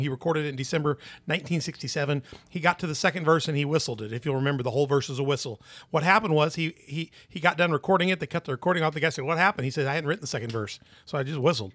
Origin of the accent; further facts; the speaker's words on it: Memphis, Tennessee, United States; I'm from Memphis